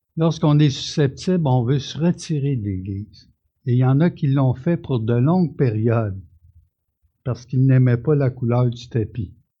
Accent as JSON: {"language": "French", "country": "Canada", "tie": "born or raised there", "said": "je suis un Canadien, je suis né ici"}